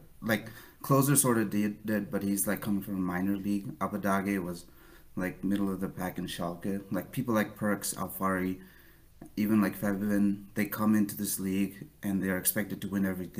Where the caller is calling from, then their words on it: New Hampshire, United States; New Hampshire.